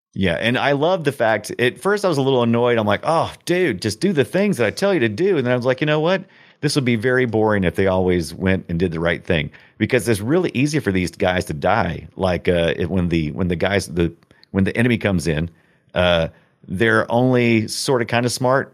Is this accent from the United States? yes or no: yes; United States; I'm such an American